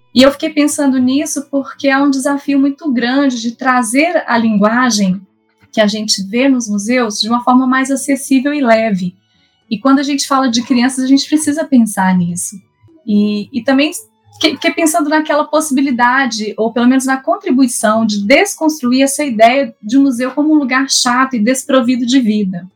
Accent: Minas Gerais, Brazil; accent: mineiro; now in São Paulo, Brazil; eu sou mineira, como vocês podem observar aí pelo sotaque

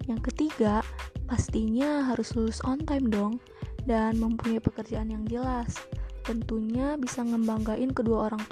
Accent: Lampung, Indonesia; gue berasal dari Lampung.

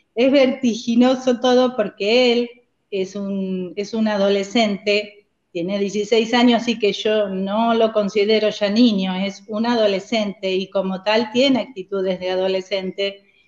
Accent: San Antonio de Padua, Buenos Aires Province, Argentina; moved away as an adult; also born or lived in United States / Villa La Angostura; now in Trenque Lauquen, Argentina; somos de Buenos Aires, de San Antonio de Padua, de la zona oeste del conurbano.

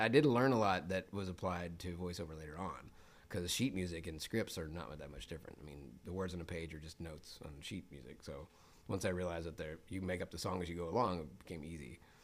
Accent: Memphis, Tennessee, United States; moved away as an adult; I was born in Memphis, Tennessee

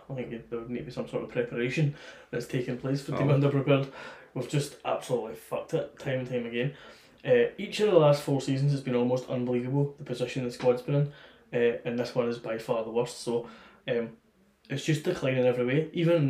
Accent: Czechia; English is a second language; Czech Republic.

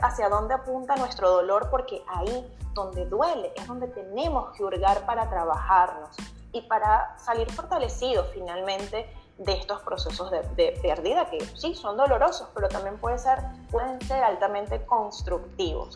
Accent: Venezuela; moved away as an adult; now in Chile; yo soy venezolana, aunque vivo en Chile desde hace seis años

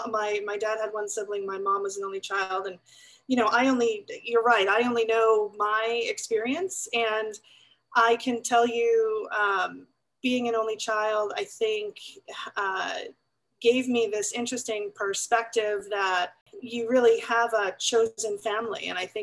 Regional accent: Valley Stream, New York, United States; accent: New York; I actually grew up in New York on Long Island, as I used to sound, I think, a long, long time ago with my New York accent. And I grew up in Valley Stream, which is on the flight plan of JFK Airport

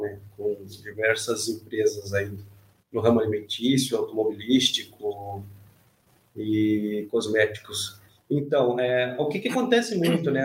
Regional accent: Almirante Tamandaré, Paraná, Brazil; also born or lived in Curitiba; Eu agora estou em Curitiba, mas eu sou da região de Almirante Tamandaré.

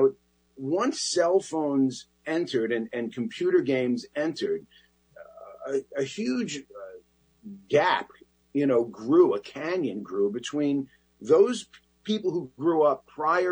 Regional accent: New York City, New York, United States; I grew up in that Bronx neighborhood that I describe in the book

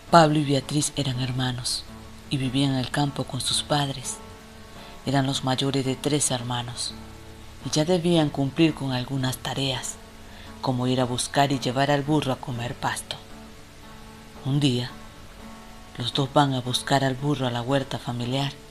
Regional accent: Venezuela; de Venezuela y decidí compartir con ustedes este pequeño, este relato

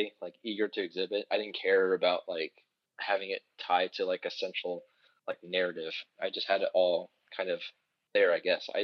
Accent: Beavercreek, Ohio, United States; my hometown, Beaver Creek, here in Ohio

